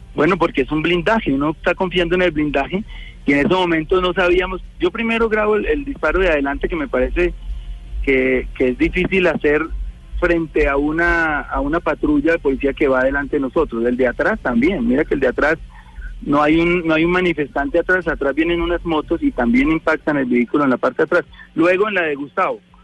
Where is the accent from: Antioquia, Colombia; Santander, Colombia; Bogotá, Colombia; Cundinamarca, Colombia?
Cundinamarca, Colombia; Girardot; a mi tierra, Girardot